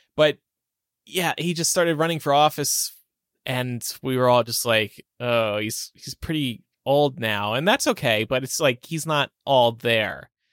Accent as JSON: {"language": "English", "region": "New Jersey", "country": "United States", "said": "I am from New Jersey"}